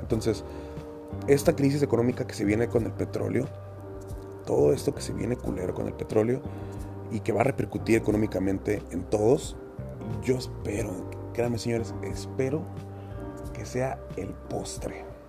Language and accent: Spanish; Monterrey, Nuevo León, Mexico; como buen regio, tengo amigos y familiares en Estados Unidos